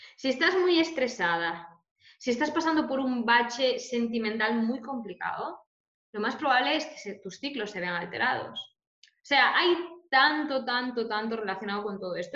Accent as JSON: {"language": "Spanish", "region": "Galicia", "country": "Spain", "said": "soy, soy gallega"}